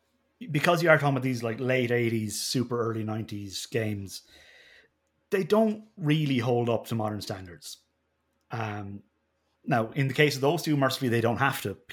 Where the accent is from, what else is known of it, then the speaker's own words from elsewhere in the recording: Ireland; being Irish